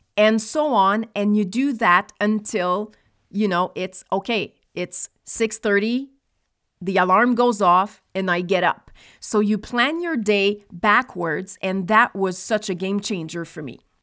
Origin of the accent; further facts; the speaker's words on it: Nova Scotia, Canada; moved away; also born or lived in Quebec; I was born in Nova Scotia, which is one hour ahead of Quebec